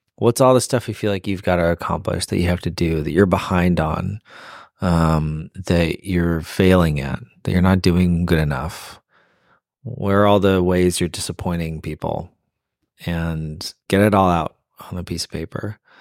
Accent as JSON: {"language": "English", "town": "Phoenix", "region": "Arizona", "country": "United States", "tie": "born or raised there", "also_born_or_lived": "Boston", "moved": "as an adult", "lives_now": "Nashville, United States", "said": "we're born and raised in Phoenix, but we've lived in Boston and now we live in Nashville"}